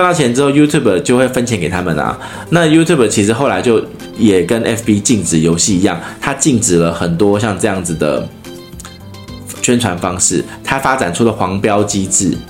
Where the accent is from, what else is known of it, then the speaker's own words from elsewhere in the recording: Taiwan; 她在我们台湾人的那个心目中